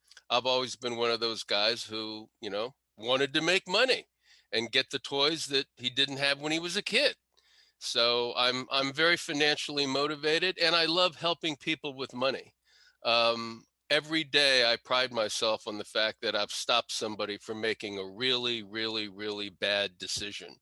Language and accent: English; Washington, District of Columbia, United States; also born or lived in Potomac, Maryland; I was born in Northwest DC, grew up in Northwest DC